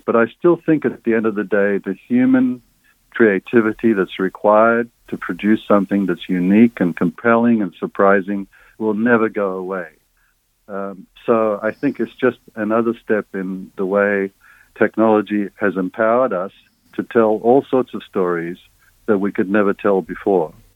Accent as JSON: {"language": "English", "town": "Sydney", "region": "New South Wales", "country": "Australia", "tie": "born or raised there", "also_born_or_lived": "Egypt", "said": "I was uh, an immigrant kid growing up in Sydney's West in the 1960s"}